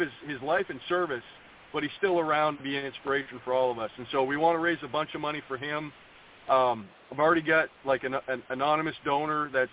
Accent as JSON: {"language": "English", "region": "Maine", "country": "United States", "tie": "born or raised there", "said": "My home state is a place that I spent quite a few years growing up"}